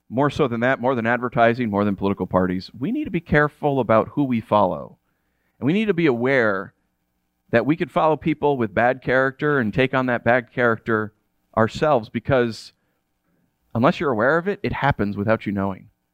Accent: United States; I'm American

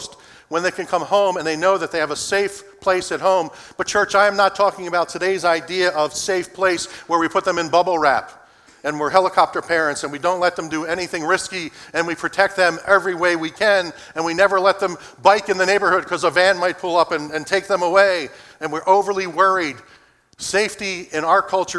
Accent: Philadelphia, Pennsylvania, United States; Growing up in Philadelphia, my mother, for the part of our early life, was a homemaker

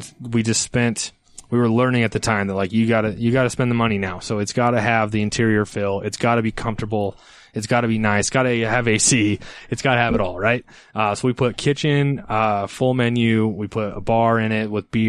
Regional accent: Ogden, Utah, United States; I'm from Ogden. My first store is in Ogden.

